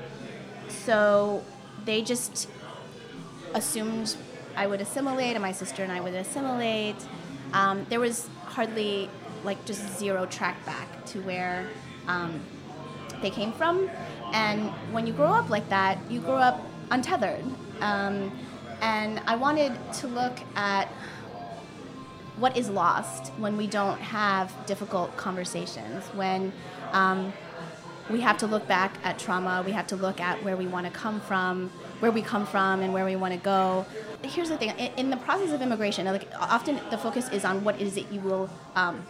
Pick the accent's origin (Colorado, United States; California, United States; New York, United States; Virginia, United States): Virginia, United States; Virginia Beach; I grew up in Virginia Beach